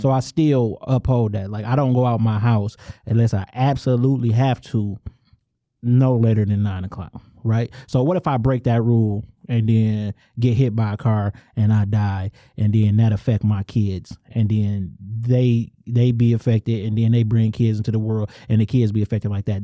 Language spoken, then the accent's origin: English; suburban Detroit, Michigan, United States; I'm from Angster, and on the outside looking in, one would call that a suburb